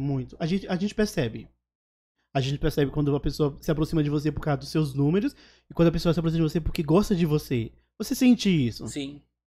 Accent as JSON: {"language": "Portuguese", "region": "Alagoas", "country": "Brazil", "also_born_or_lived": "Paraisópolis, São Paulo", "moved": "yes", "lives_now": "São Paulo, Brazil", "said": "Eu sou de Alagoas. Então eu só ia pra Alagoas, só ia pra Maceió"}